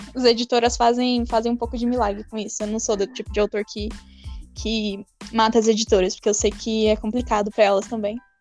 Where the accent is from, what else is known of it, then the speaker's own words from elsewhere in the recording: São Paulo, Brazil; Eu sou paulistana, nascida e criada na capital